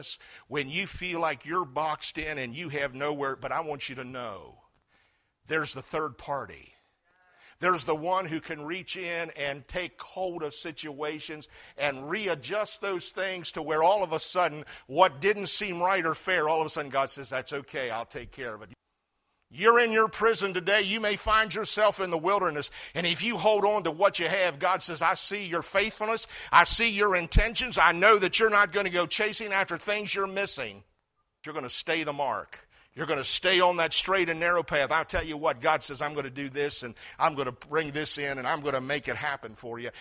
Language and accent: English; United States; as an American citizen